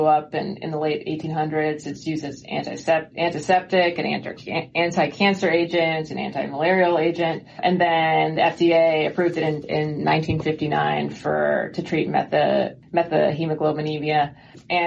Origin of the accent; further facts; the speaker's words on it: New York, United States; moved away as an adult; also born or lived in Denver, Colorado; I'm originally from New York, but I went to med school at the University of Colorado in Denver